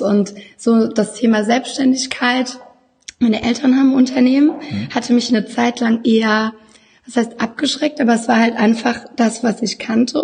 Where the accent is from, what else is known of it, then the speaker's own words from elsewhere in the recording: Baden-Württemberg, Germany; moved away as an adult; now in Düsseldorf, Germany; ich äh, komme aus dem wunderschönen Baden da wo die Sonne scheint. Und ähm, mich hat es aber so vor acht Jahren nach Düsseldorf verschlagen